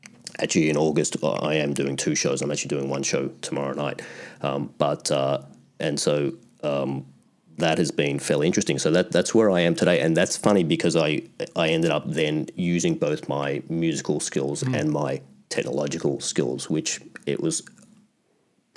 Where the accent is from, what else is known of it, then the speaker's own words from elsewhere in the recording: Australia; moved away as an adult; now in Canada; I was born in Australia, I grew up in Australia